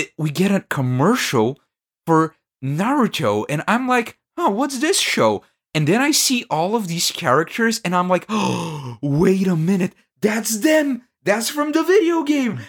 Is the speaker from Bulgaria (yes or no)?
yes; Bulgaria; English is a second language; I'm from Bulgaria